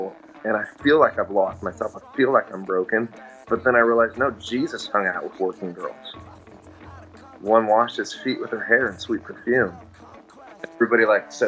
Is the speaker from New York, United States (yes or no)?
no; Nebraska, United States; I grew up in Nebraska.